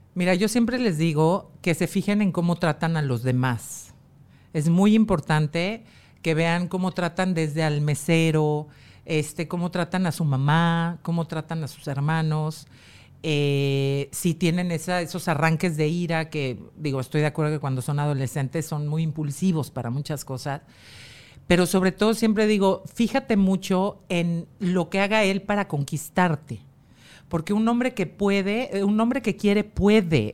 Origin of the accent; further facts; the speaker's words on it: Mexico; el gen fuerte fui yo. La mexicana.